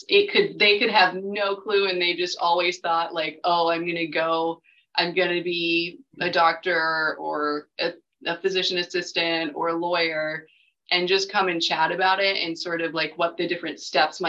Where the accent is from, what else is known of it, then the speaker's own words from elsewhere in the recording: Raleigh, North Carolina, United States; moved away as an adult; also born or lived in Virginia; I'm from Raleigh. I grew up here